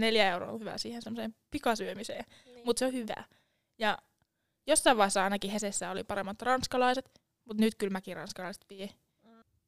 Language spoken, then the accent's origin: Finnish; Lavia, Satakunta, Finland; now in Jyväskylä, Finland; alun perin mä oon Laviasta. Lavia on pieni kylä Tampereen ja Porin välillä, nykyään nykyistä Poria.